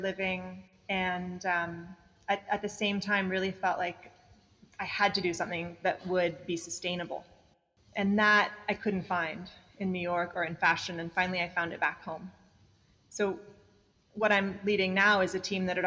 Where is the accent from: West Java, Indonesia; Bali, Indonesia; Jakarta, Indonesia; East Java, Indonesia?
Bali, Indonesia; I grew up in Bali